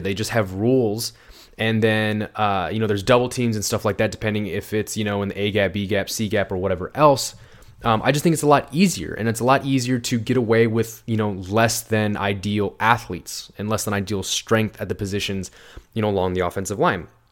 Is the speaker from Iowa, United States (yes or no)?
yes; Iowa, United States; we, we grew up in Iowa